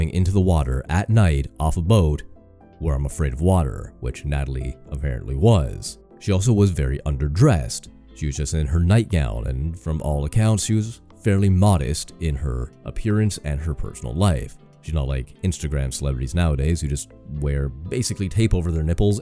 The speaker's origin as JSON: {"language": "English", "country": "Canada", "said": "I'm Canadian."}